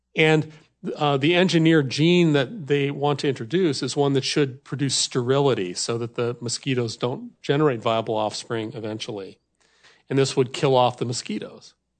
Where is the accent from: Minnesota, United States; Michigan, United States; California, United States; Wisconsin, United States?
Wisconsin, United States; I come from America's dairy land, so cows are a big deal in Wisconsin.